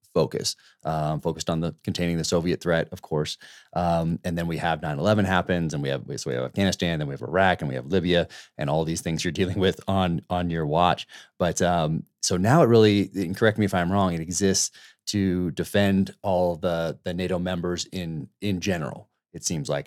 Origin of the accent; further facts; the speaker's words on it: United States; as Americans